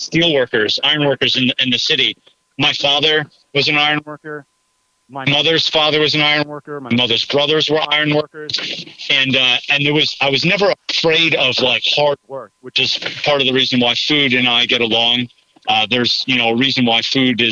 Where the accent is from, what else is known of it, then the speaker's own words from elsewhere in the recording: United States; now in Mifflinburg, United States; where I grew up on the Delaware River